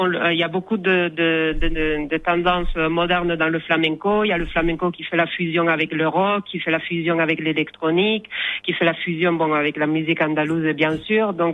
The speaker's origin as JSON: {"language": "French", "region": "Asturias", "country": "Spain", "said": "moi, par exemple, je viens du nord de l'Espagne, des Asturies. Donc, pour moi, le flamenco, c'est c'est un peu loin de ma de ma mes racines, de ma culture du nord."}